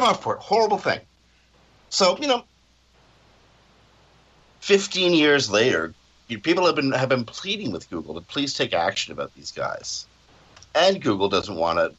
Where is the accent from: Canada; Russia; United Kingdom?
Canada; I'm Canadian